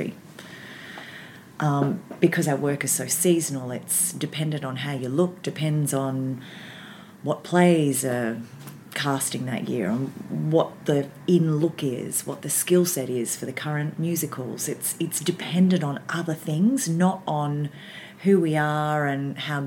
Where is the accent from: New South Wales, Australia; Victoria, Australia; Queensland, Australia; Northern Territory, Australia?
Victoria, Australia; Baxter; I grew up in Baxter, which is just outside of Frankston.